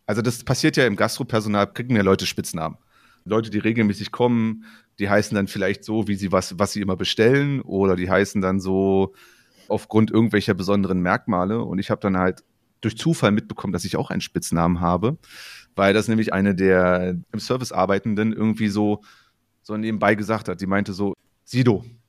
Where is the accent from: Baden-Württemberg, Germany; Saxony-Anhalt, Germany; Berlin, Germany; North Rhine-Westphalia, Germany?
Saxony-Anhalt, Germany; northern; accent: Brandenburg-like (Icke); ich komme aus Sachsen-Anhalt, aus dem Norden, wo es schon so auch so ein Brandenburger, also dieses Icke und sowas alles durchaus auch gibt